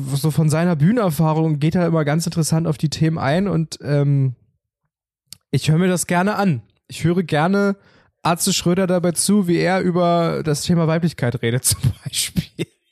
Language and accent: German; Germany; bei uns in Sachsendorf